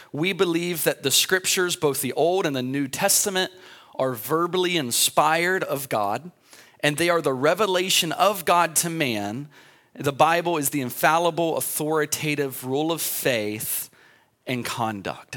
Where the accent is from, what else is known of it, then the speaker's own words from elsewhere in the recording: United States; I'm an American